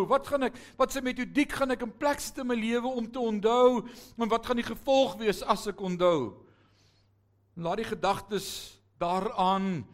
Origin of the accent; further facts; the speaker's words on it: Netherlands; now in South Africa; ek is 'n Hollander gebore. Ek ben 'n ware Nederlander.